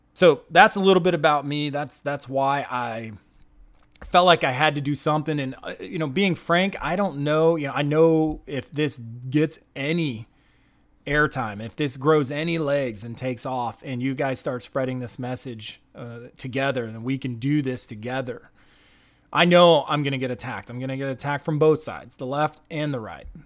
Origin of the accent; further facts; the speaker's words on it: United States; I'm an American